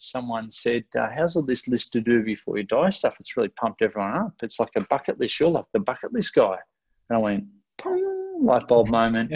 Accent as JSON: {"language": "English", "town": "Ocean Grove", "region": "Victoria", "country": "Australia", "tie": "born or raised there", "also_born_or_lived": "Melbourne", "said": "I grew up in Ocean Grove, which is where I came back to after living in Melbourne, about an hour and a half out of Melbourne"}